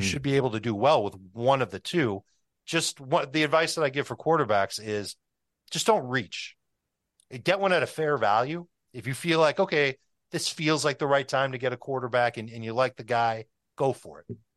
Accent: Chicago, Illinois, United States; I grew up in Chicago

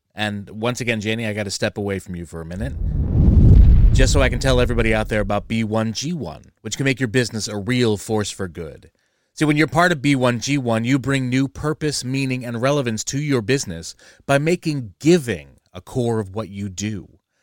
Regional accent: New Jersey, United States; I'm from Jersey

